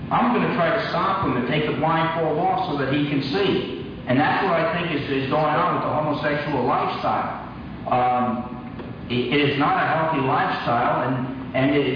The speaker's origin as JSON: {"language": "English", "region": "New Jersey", "country": "United States", "tie": "born or raised there", "said": "I grew up in New Jersey."}